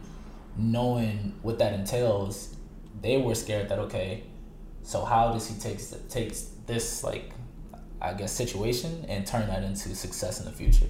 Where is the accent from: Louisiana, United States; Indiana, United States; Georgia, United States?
Louisiana, United States; New Orleans; also born or lived in Portsmouth, Virginia; Moved back here, and so ever since then I've been here, and so I claim New Orleans as my home